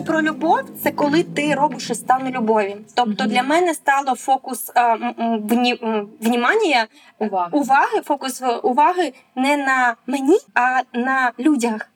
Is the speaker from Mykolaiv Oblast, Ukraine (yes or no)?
yes; Mykolaiv, Mykolaiv Oblast, Ukraine; Я сама з міста Миколаєва